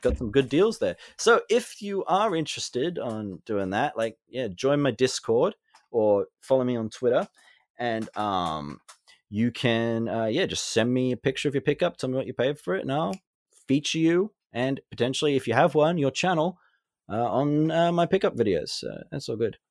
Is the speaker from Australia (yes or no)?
yes; Australia; I am Australian